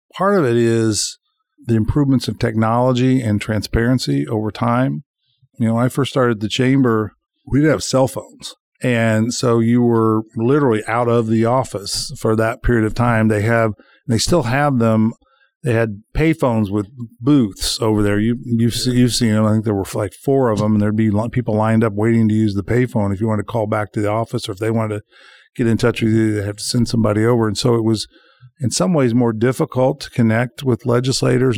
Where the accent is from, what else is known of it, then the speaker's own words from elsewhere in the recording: Bloomington, Indiana, United States; when we moved to across the road from Cascades Golf Course on the north side of Bloomington